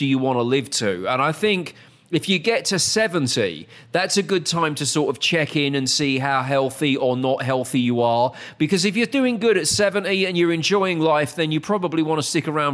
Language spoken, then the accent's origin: English; United Kingdom; moved away as an adult; now in Dallas, United States; I'm a Brit living in America